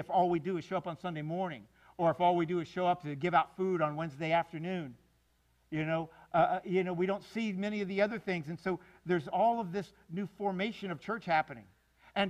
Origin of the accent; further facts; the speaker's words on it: Miami, Florida, United States; moved away as an adult; now in North Florida, United States; I grew up down in South Florida